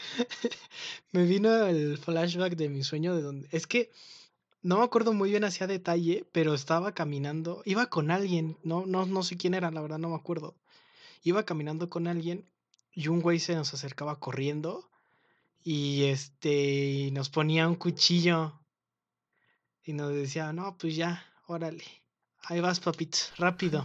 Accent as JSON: {"language": "Spanish", "region": "Mexico City", "country": "Mexico", "accent": "Mexico City accent (cantadito)", "said": "yo no sabía que en la Ciudad de México también teníamos un acento"}